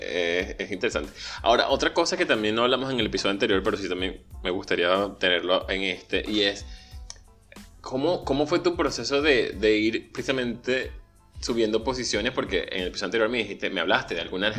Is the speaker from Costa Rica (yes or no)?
no; Venezuela; moved away; yo crecí en Venezuela